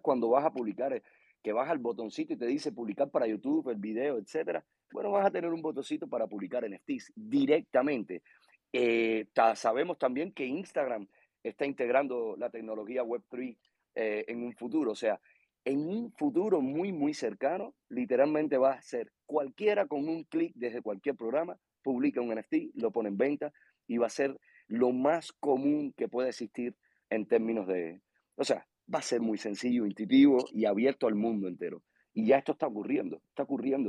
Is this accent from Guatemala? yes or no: no; Cuba; soy de Cuba